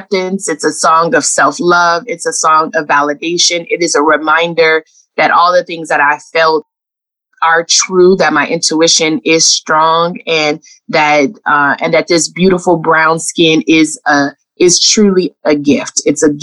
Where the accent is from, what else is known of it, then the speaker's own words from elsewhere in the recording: Los Angeles, California, United States; moved away; I grew up in Los Angeles in the 80s